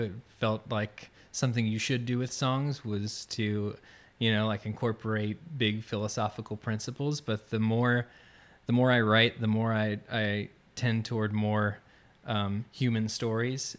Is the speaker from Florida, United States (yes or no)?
yes; Orlando, Florida, United States; now in Gainesville, United States; I grew up outside of Orlando, uh, kinda near Winter Park, Maitland area